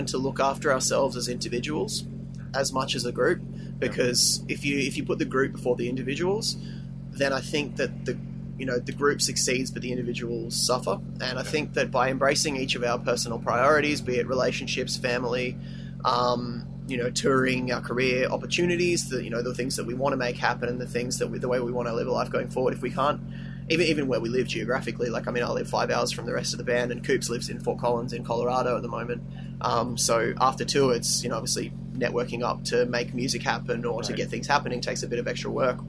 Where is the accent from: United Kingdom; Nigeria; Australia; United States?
Australia; as an Australian band